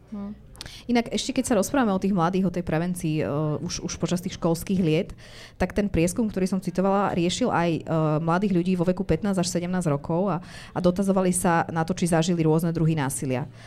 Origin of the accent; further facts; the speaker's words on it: Bratislava, Bratislava Region, Slovakia; ja som z Bratislavy